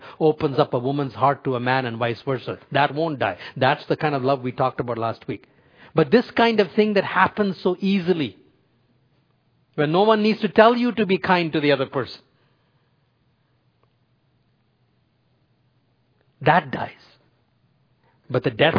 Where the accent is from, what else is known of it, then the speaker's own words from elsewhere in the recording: India; moved away; when I was growing up in India